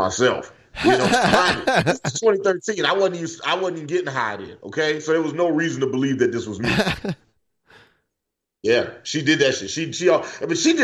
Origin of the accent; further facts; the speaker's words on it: the South, United States; I grew up in the South. I'm used to racism.